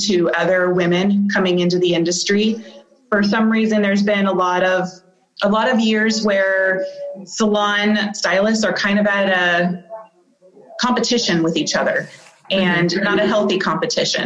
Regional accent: Bellevue, Nebraska, United States; I grew up in Bellevue, you know, Bellevue girl. So went to Bellevue East High School

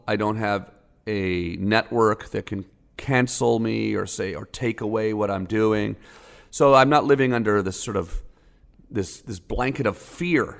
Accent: Canada; moved away as an adult; now in United States; I'm a Canadian

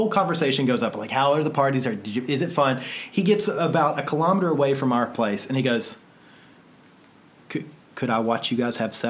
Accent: United States; we're from the States.

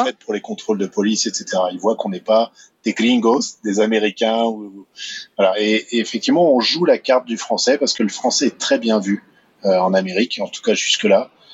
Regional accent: France; moved away; chez nous en France

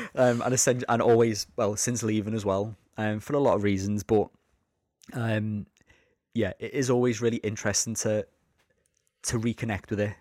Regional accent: Liverpool, North West England, United Kingdom; I'm from Liverpool.

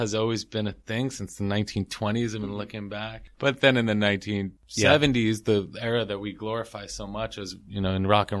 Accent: Bay Ridge, New York, United States; because I'm from New York and we all grew up here. We're originally from Bay Ridge

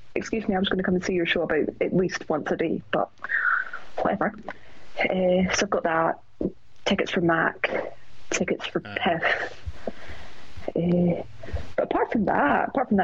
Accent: Scotland, United Kingdom

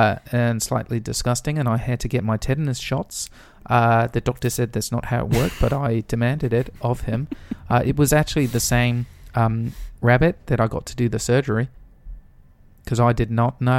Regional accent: Swindon, South West England, United Kingdom; if you could tell me why you insist on thinking that I'm from New Zealand when I have told you multiple times that I am from Swindon.

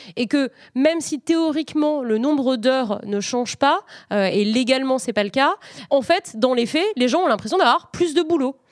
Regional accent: France; chez nous en France

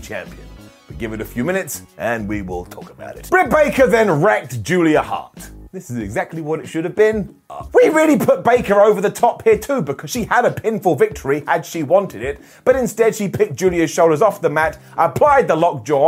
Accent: England, United Kingdom; I am an Englishman, a United Kingdom person

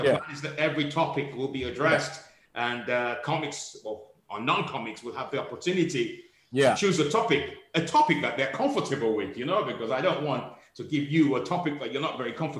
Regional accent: Scotland, United Kingdom; You have made an assumption that I'm from Africa. I'm from Scotland, man.

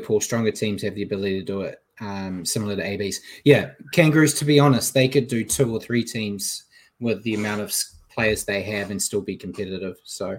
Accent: New Zealand; I'm a New Zealander

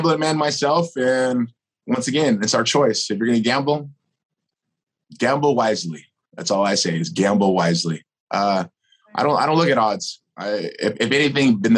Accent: United States; I'm a American. I'm a citizen of this country that's very proud of this country

